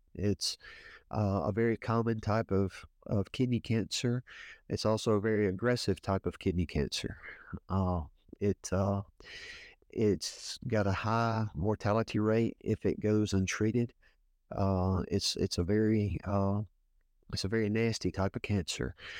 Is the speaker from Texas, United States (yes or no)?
no; Woodsboro, Louisiana, United States; I'm from Woodsboro, Louisiana. Been uh, been here all my life, uh, little small town in Northeast Louisiana